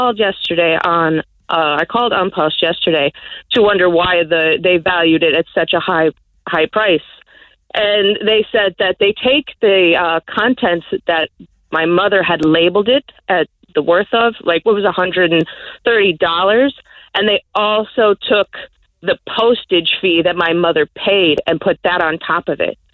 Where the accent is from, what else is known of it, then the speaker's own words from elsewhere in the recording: United States; now in Ireland; I'm American. I'm from the States